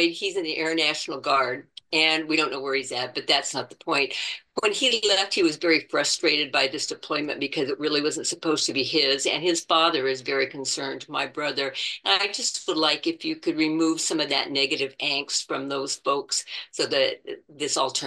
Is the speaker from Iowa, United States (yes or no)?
no; Las Vegas, Nevada, United States; now in South Dakota, United States; Well, Las Vegas? originally, yeah, I'm actually in South Dakota.